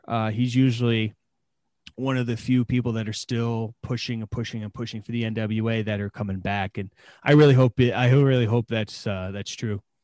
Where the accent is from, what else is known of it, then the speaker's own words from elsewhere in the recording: East Coast, United States; growing up on the East Coast